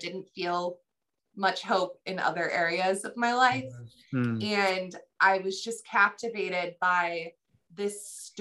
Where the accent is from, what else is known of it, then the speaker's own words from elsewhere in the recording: Chicago, Illinois, United States; I'm an author from Chicago, Illinois